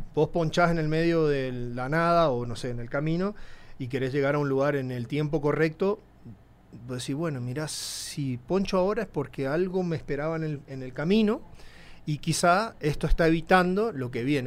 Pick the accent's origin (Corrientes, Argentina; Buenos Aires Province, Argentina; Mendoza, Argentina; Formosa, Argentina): Formosa, Argentina; El Colorado; moved away as an adult; also born or lived in Buenos Aires; now in Mexico; yo viví eh, mi infancia en mi pueblito, el Colorado, un pueblito de 5.000